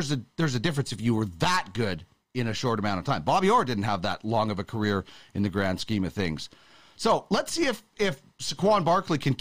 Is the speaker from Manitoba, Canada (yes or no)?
yes; Manitoba, Canada; now in Alberta, Canada; you'll never convert me from a Manitoban, even though I live in Alberta